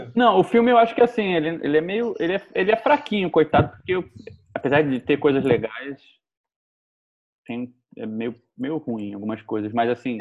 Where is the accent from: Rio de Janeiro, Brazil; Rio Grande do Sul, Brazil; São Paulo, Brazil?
Rio de Janeiro, Brazil; eu sou do Rio de Janeiro